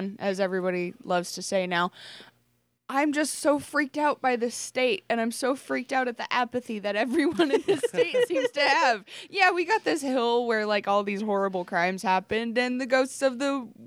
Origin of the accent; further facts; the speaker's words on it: Wenatchee, Washington, United States; I was born in Wenatchee and I spent a few years of my childhood there